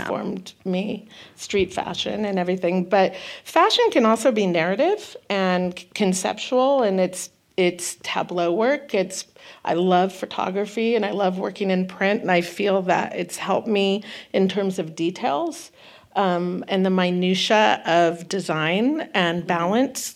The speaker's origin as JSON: {"language": "English", "town": "Santa Cruz", "region": "California", "country": "United States", "tie": "born or raised there", "also_born_or_lived": "Okanagan Valley, British Columbia, Canada", "said": "I was raised in Northern mm-hmm. California"}